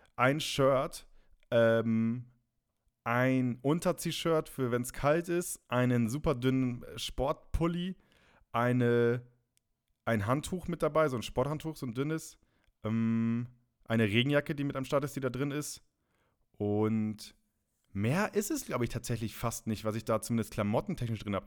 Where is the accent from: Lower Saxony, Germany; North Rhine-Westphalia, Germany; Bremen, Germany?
Lower Saxony, Germany; Friesland; moved away; aus Friesland, Raderland sein, da wo ich, wo ich herkomme